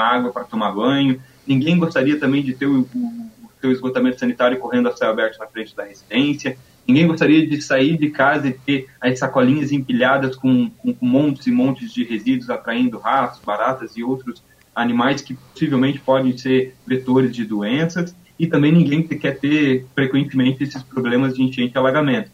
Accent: Santa Cecília, Santa Catarina, Brazil; moved away as an adult; also born or lived in Caçador / Blumenau; now in Florianópolis, Brazil; eu sou do, do, interior do estado de Santa Catarina, sou natural de uma cidade pequena chamada Santa Cecília

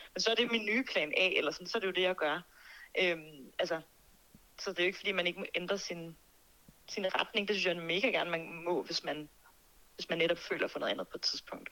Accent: Birkerød, Capital Region of Denmark, Denmark; Mandsjøskoven i Birkerød, hvor jeg er fra

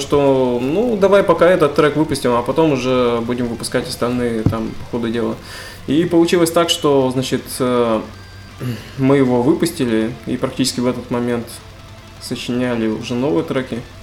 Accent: Tobolsk, Tyumen Oblast, Russia; мы из Тобольска, это Тюменская а область

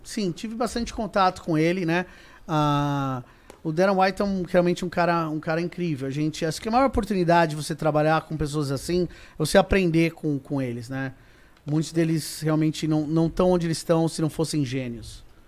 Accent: Brazil; now in United States; eu falo isso como brasileiro

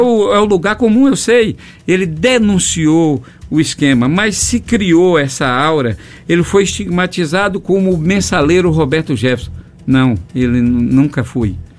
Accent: far south of Bahia, Brazil; also born or lived in Teixeira de Freitas; o extremo sul do estado, de onde eu venho

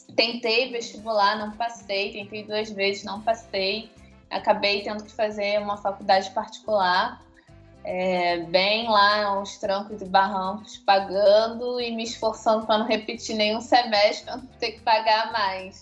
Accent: Niterói, Rio de Janeiro, Brazil; moved away as an adult; now in Belo Horizonte, Brazil; eu sou nascida e criada em Niterói, no Rio de Janeiro, cidade que eu amo muito.

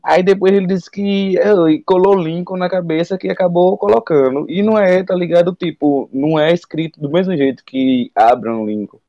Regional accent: Aracaju, Sergipe, Brazil; sou de Aracaju, Sergipe

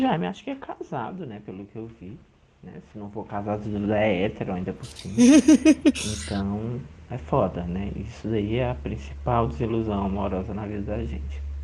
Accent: Juazeiro do Norte, Ceará, Brazil; now in São Paulo, Brazil; eu falo agora atualmente de São Paulo, mas sou de Lumeiro do Norte, no Ceará

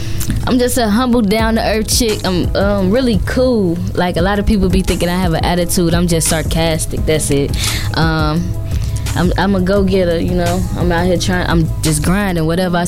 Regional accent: Chicago, Illinois, United States; also born or lived in Indianapolis / St. Louis / Atlanta; West Side of Chicago.

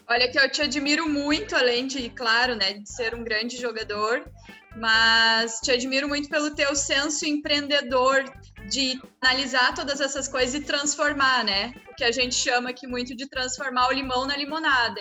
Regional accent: South Region, Brazil; aqui no Sul a gente começa desde criança.

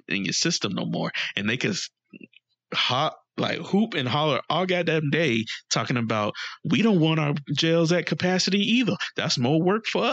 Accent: United States; I have no pride as an American anymore.

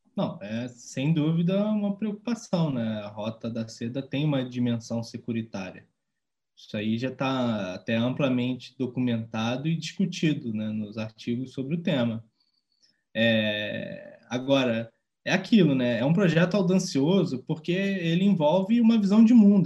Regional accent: Rio de Janeiro, Brazil; Porque é, é a cidade que eu mais conheço, foi onde eu cresci

